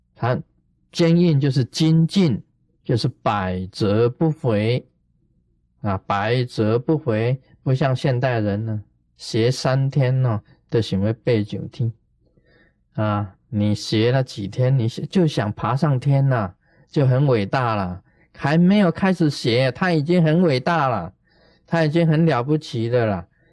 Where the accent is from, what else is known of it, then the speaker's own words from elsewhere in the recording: China; 我们中国人